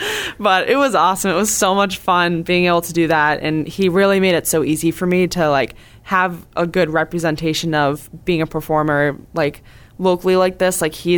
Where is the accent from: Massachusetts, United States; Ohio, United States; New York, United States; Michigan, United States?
Massachusetts, United States; Cape Cod; I am 24 years old. I'm from Cape Cod, Massachusetts, born and raised.